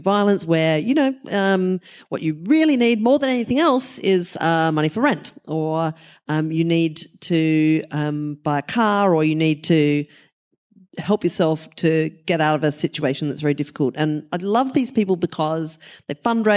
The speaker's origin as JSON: {"language": "English", "region": "South Australia", "country": "Australia", "said": "I'm from South Australia, free settler state"}